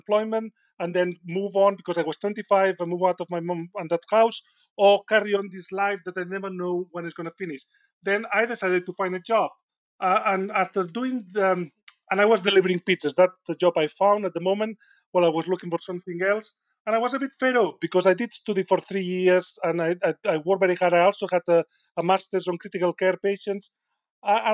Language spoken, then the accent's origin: English; Spain; accent: Spanish; English is a second language; moved away as an adult; now in Sheffield, United Kingdom; my accent is not a Yorkshire accent. It's a Spanish accent. And despite being here for 20 years, my accent is still quite strong